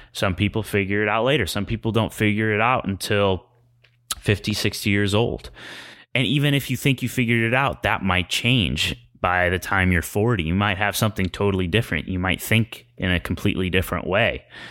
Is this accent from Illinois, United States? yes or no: yes; Chicago, Illinois, United States; now in Los Angeles, United States; I'm from Chicago and we don't have any kind of natural disasters. And so moving